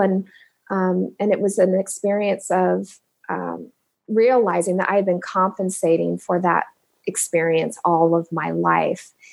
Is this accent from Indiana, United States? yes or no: yes; Indianapolis, Indiana, United States; moved away as an adult; also born or lived in Cincinnati, Ohio; now in Omaha, United States; I'm originally from Indianapolis, born in Cincinnati, um, moved to Indianapolis when I was two, and grew up